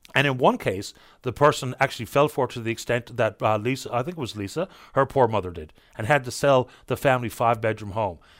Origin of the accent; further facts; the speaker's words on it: St. John's, Newfoundland and Labrador, Canada; I grew up on Smithville Crescent